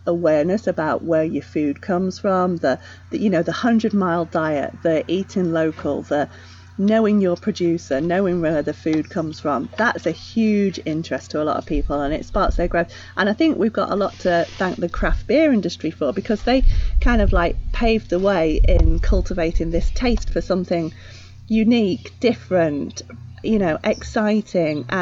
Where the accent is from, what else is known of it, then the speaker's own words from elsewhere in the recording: United Kingdom; moved away as an adult; now in North America; my accent that's where we're from. We came over from the UK 20 years ago, and actually we always drank cider growing up